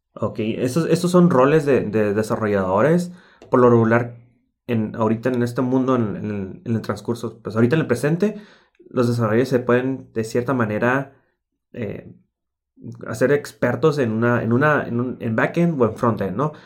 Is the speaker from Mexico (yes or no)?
yes; Mexico; como típico mexicano